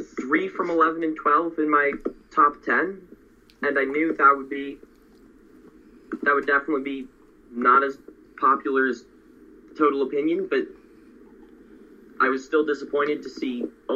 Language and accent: English; Colorado, United States; I'm from Colorado.